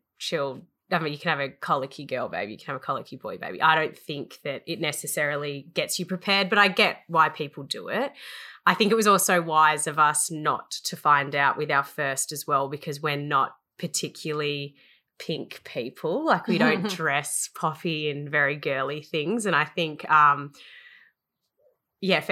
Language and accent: English; Melbourne, Victoria, Australia; moved away as an adult; Yes, I grew up in Melbourne. I was born in Melbourne and lived there till I was 19 years old.